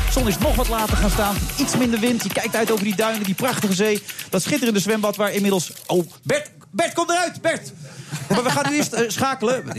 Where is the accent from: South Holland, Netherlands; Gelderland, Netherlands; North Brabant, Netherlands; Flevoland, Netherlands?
North Brabant, Netherlands; Cuijk; Ik kom uit Kuik